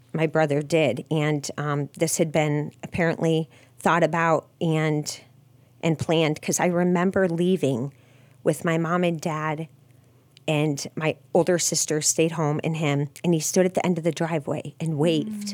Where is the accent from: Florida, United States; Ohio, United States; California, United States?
Ohio, United States; Massillon; I was born in Maslin